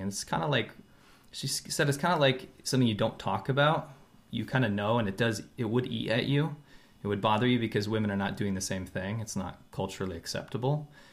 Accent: United States; also born or lived in China; now in Los Angeles, United States; when I was growing up in America

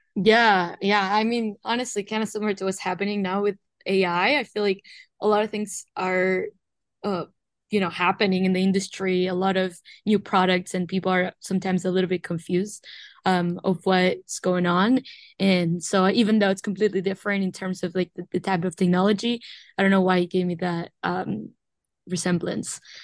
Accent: Uruguay; moved away as an adult; now in United States; I was born and raised in Uruguay, but I've been in the United States since twenty nineteen

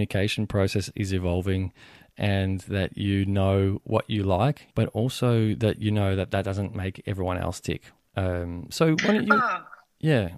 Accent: Venezuela; But I was born in Venezuela. So, and that's a Spanish-speaking country

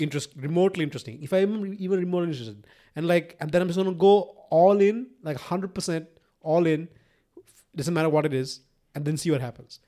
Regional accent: Sri Lanka; I was raised in Sri Lanka

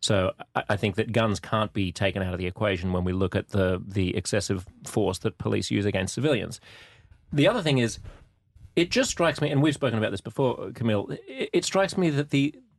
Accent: Australia; now in New York, United States; as an Australian understanding, having read the US Constitution, coming here and moving to New York

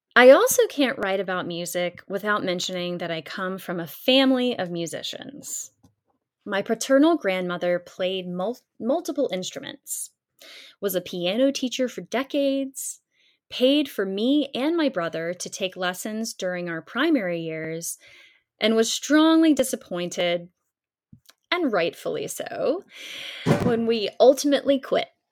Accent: Columbia, South Carolina, United States; originating right from my hometown

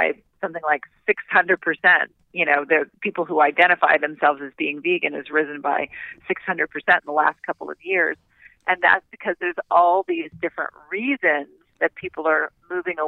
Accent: Doraville, Georgia, United States; when I was growing up in Doraville, Georgia

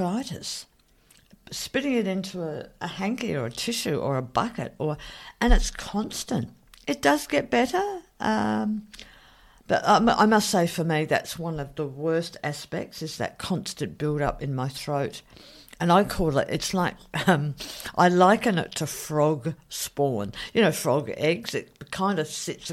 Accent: Australia; I'm Australian

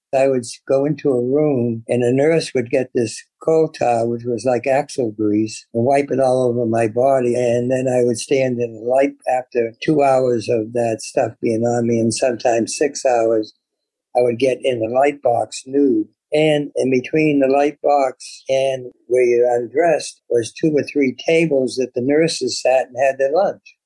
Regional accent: Boston, Massachusetts, United States; a young kid growing up in Boston in the 30s

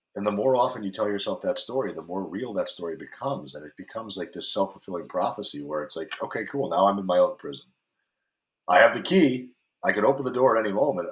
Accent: Greenwich, Connecticut, United States; moved away as an adult; now in California, United States; Greenwich, Connecticut, where I grew up, or where I spent most of my time as an adult

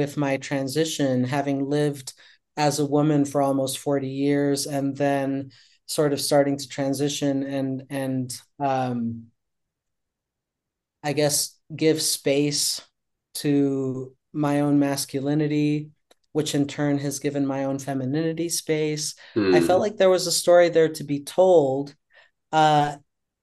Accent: Colombia; now in New York City, United States; I grew up in Colombia during the 80s and 90s

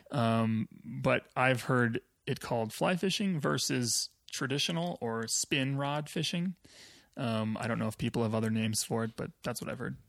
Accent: Wisconsin, United States; moved away as an adult; now in Colorado, United States; I grew up in Wisconsin.

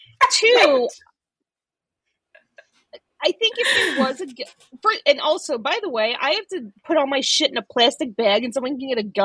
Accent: Chicago, Illinois, United States; I'm from Chicago. My husband and I are just visiting.

